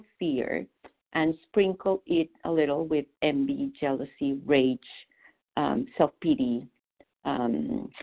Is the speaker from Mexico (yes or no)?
yes; Mexico City, Mexico; English is a second language; moved away as an adult; now in Boston, United States; I was born in Mexico City, but I have lived in Boston for 25 years